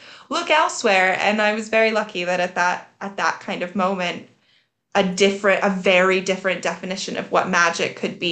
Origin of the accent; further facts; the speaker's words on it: United States; I'm American